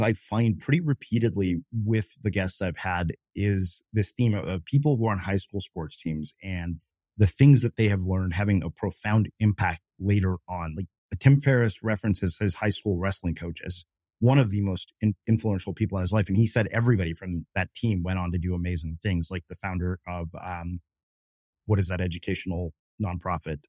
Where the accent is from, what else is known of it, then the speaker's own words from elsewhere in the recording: Texas, United States; I grew up in Texas